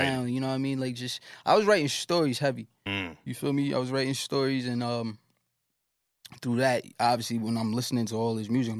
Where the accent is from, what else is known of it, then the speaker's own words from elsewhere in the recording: Brooklyn, New York, United States; Yeah, but I mean, Nano's, that's like the place that I'm born.